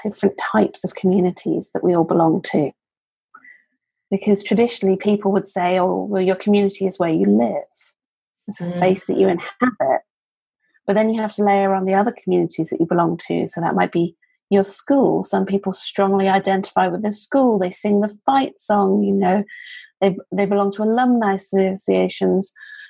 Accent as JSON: {"language": "English", "country": "United Kingdom", "moved": "yes", "said": "as a Brit who is abroad"}